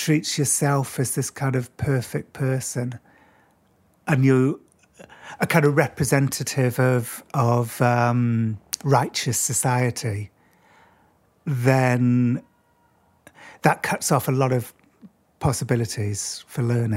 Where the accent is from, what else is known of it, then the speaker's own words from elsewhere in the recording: Cardiff, Wales, United Kingdom; When I was a kid in school, growing up in Cardiff in Wales, I was kind of the outsider